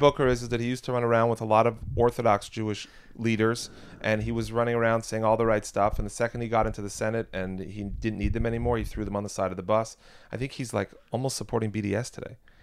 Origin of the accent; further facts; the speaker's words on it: Quebec, Canada; moved away; I'm American, but I grew up in the province of Quebec